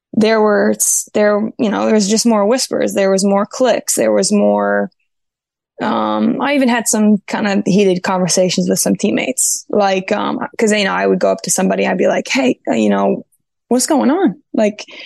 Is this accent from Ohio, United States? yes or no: yes; Ohio, United States; moved away as an adult; also born or lived in North Carolina, United States / Keflavik, Iceland; now in Sweden; I'm from Ohio, but I was in North Carolina for 7 years